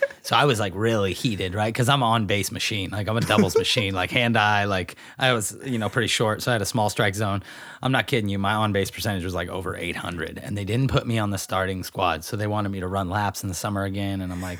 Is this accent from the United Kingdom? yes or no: no; Grass Valley, California, United States; Now, where the home I grew up in Grass Valley is literally catty corner to the park, and then it's a single fence line, and then the school property's on the other side.